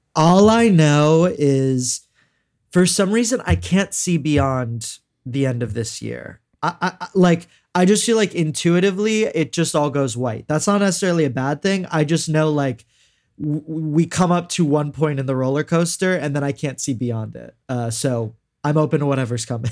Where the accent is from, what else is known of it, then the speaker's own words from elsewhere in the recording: Houston, Texas, United States; I'm from Houston and we have a lot of mega churches